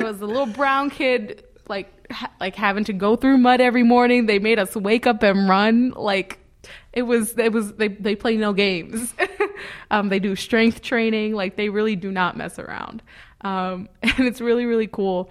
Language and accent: English; New York City, New York, United States; I'm from the Bronx, and I spend a spent a lot of my time in Hunts Point